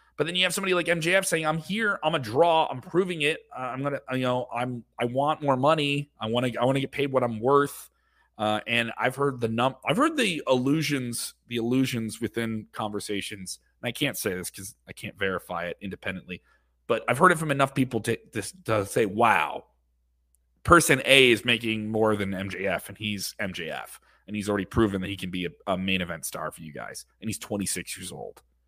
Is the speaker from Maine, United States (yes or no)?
no; Illinois, United States; in Illinois, my home state